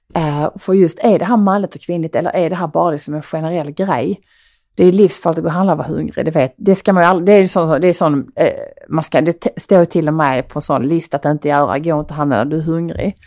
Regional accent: Skåne, Sweden; accent: Skånska; min skånska

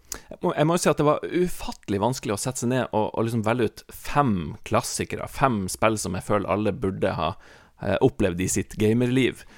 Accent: Northern Norway, Norway; der jeg vokste opp, Nord-Norge

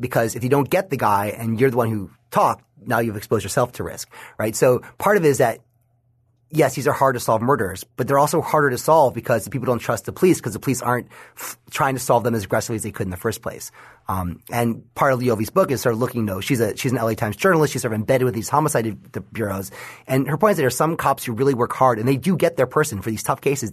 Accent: New York, United States; my home state of New York

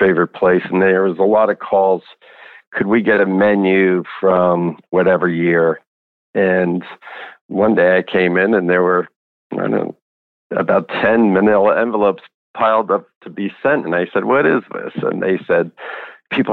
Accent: New Jersey, United States; also born or lived in San Francisco; I grew up in New Jersey, spent some time in San Francisco

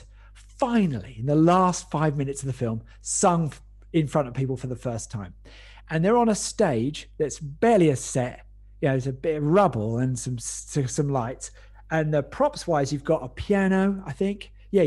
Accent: North Weald, East of England, United Kingdom; also born or lived in Epping, Essex; I grew up in North Weald in Essex, and then moved up the road when I was about 11 to Epping

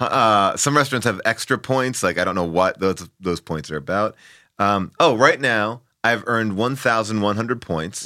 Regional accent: Long Island, New York, United States; born or raised there

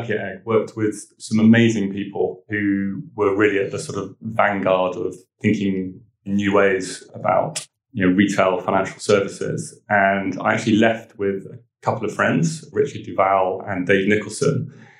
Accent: Weymouth, South West England, United Kingdom; born there; also born or lived in Italy; I was born in Weymouth. My father was in the Navy. And so with mum and my two brothers, we sort of moved around the country a bit and in later life lived in Italy and a few other

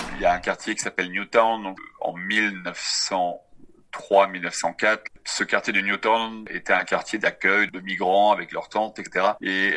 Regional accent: Brittany, France; moved away as an adult; now in Johannesburg, South Africa; je viens de France, de Bretagne d'origine

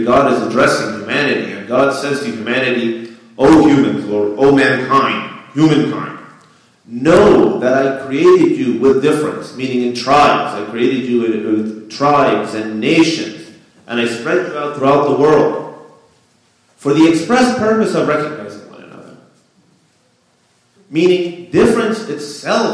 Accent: United States; I was born in the United States. However, my parents are immigrants from Afghanistan.

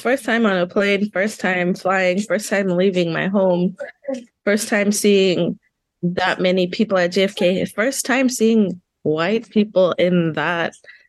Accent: Botswana; moved away as an adult; also born or lived in Zimbabwe; now in Kansas, United States; I consider all three, Kansas, Zimbabwe, and Botswana, my home. But I grew up in Botswana. That's where, I spent my most formative years.

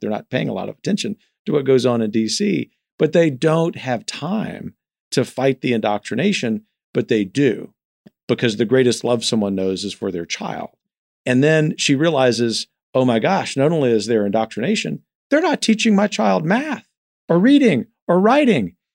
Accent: the South, United States; being a Southerner

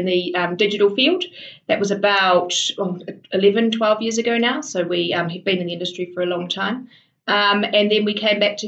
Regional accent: Kaitaia, Northland, New Zealand; I grew up in the far north of New Zealand in a town called Kaitaia

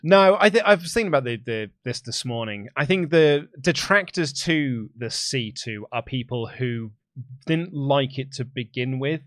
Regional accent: England, United Kingdom; accent: English; my English accent

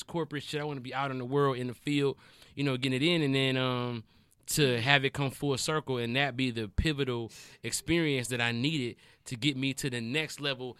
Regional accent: Detroit, Michigan, United States; I'm from Detroit.

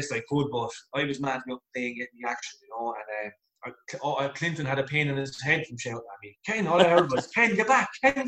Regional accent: Waterford, Munster, Ireland; born or raised there

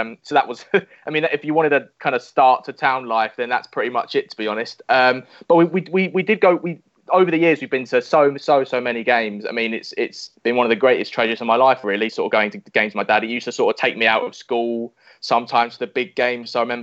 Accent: London, United Kingdom; So I was born and bred in East London, born in Leytonstone, moved to Southwood when I was about 5.

